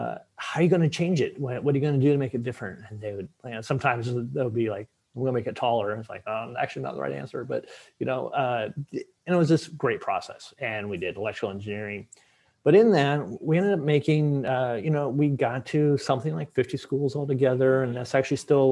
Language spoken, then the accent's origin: English; Seattle, Washington, United States; moved away as an adult; now in Boston, United States; I'm from Seattle originally. You and I are both in Boston now